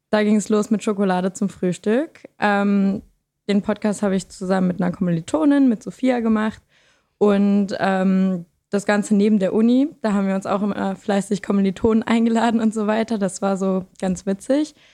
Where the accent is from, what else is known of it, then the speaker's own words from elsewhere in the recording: Lower Saxony, Germany; Und ich komme aus Niedersachsen, das vielleicht noch am Rande.